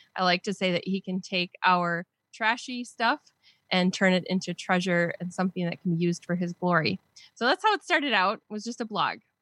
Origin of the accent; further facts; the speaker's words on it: southern Wisconsin, United States; accent: Wisconsin; I've been in Wisconsin my whole life